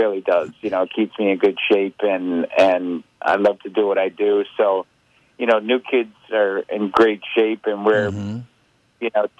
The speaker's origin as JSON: {"language": "English", "town": "Boston", "region": "Massachusetts", "country": "United States", "said": "I'm from Boston"}